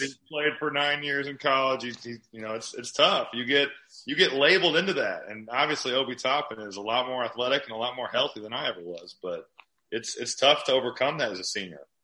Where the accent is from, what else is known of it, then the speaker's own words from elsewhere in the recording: Chicago, Illinois, United States; I'm from Chicago or the, the Chicagoland area